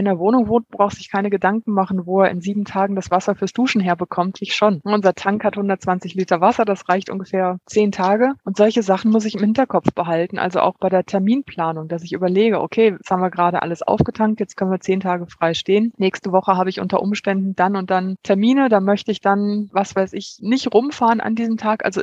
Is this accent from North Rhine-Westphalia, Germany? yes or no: yes; Kerpen, North Rhine-Westphalia, Germany; moved away as an adult; now in Greece; Also zwischen Kerpen, wo ich aufgewachsen bin, und dann dem Sprung, wo ich nach Griechenland gegangen bin.